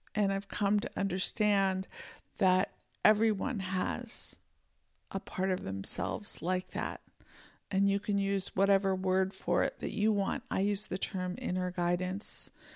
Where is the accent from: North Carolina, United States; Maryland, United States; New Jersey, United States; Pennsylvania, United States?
Pennsylvania, United States; moved away as an adult; also born or lived in California; now in Montana, United States; I grew up in Pennsylvania, we had mountains